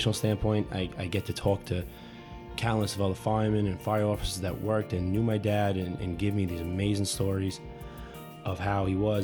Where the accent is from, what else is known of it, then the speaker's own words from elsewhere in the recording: New York City, New York, United States; as a family growing up in Brooklyn